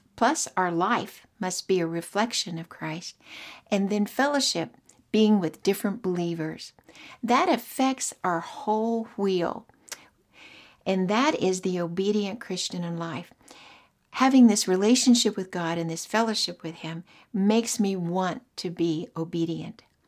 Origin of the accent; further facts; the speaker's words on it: Oklahoma, United States; moved away as an adult; also born or lived in Australia; I was from Oklahoma, married a man, moved to Australia